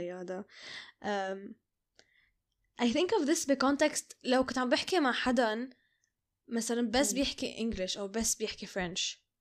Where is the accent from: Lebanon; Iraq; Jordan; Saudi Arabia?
Lebanon; moved away; بالبيت وبالعائلة وبلبنان